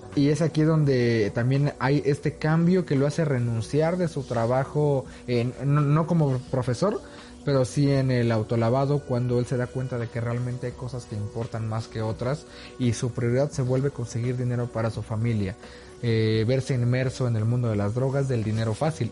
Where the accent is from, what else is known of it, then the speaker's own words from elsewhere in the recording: Mexico; also born or lived in Mexico City; nosotros como mexicanos